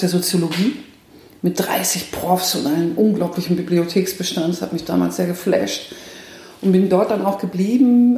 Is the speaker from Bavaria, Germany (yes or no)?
yes; Nuremberg, Bavaria, Germany; moved away as an adult; now in Bielefeld, Germany; Ich komme ursprünglich komme ich aus dem, aus dem Frankenland. Also ich könnte jetzt sozusagen äh, an der Christkindlwahl könnte ich jetzt teilnehmen. Es dürfen nämlich nur gebürtige Nürnbergerinnen